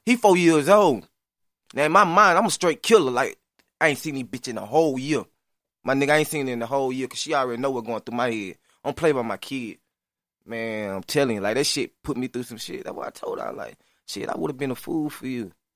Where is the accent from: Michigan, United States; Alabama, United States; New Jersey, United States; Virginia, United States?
Alabama, United States; Lafayette; moved away; I'm from LaFelda, Alabama. A little small little city